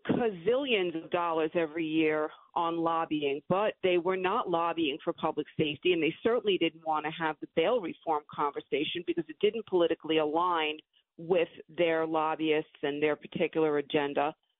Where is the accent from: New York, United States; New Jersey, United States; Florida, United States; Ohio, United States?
New York, United States; New York City; moved away as an adult; also born or lived in Long Island; I'm born and raised in Brooklyn, New York. We have a house out on Long Island.